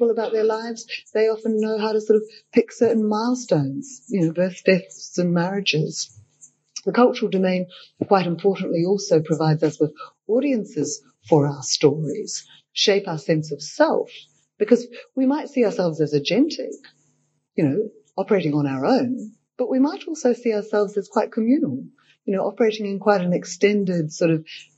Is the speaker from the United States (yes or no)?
no; Australia; growing up in Australia